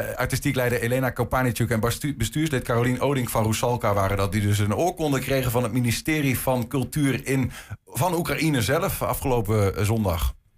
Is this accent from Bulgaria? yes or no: no; Netherlands; ik ben eh, een, Nederlander